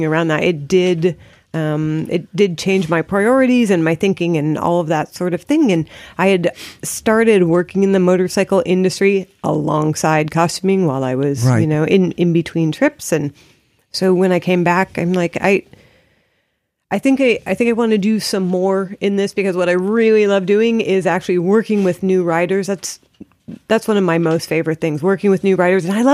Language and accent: English; California, United States; I grew up in California